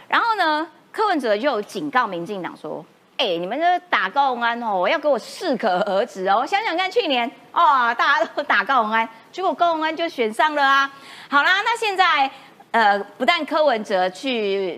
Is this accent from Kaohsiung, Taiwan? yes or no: yes; Kaohsiung, Taiwan; 我们高雄人也经历过这一切